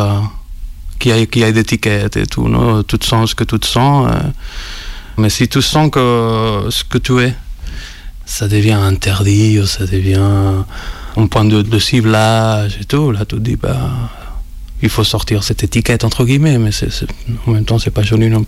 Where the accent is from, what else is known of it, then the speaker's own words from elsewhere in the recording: Barcelona, Catalonia, Spain; French is a second language; moved away as an adult; now in Lyon, France; Je viens de Barcelone. Ça fait 10 ans. Je suis déjà à Lyon. Rencontre. Je suis un électeur étranger, comme on dit. Étranger d'étrange, parce que je ne peux pas voter en France.